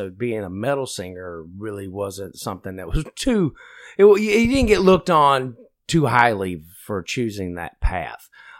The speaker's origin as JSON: {"language": "English", "town": "Wilkesboro", "region": "North Carolina", "country": "United States", "tie": "born or raised there", "also_born_or_lived": "Philadelphia", "moved": "as an adult", "lives_now": "Cleveland, United States", "said": "I was brought up in North Carolina, the mountains of North Carolina, Wilkesboro. You know, through the 80s and 90s, and you know, not really too much to talk about because, I mean, if you think of Mayberry from Andy Griffith, that's my hometown."}